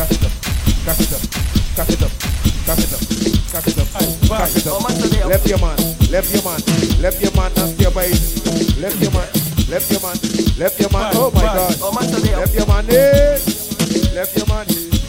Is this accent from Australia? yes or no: no; Nigeria; I'm from Nigeria.